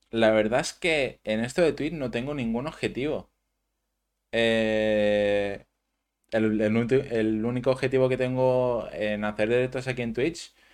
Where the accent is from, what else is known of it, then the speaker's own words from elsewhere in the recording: Manacor, Balearic Islands, Spain; Yo soy de Manacor.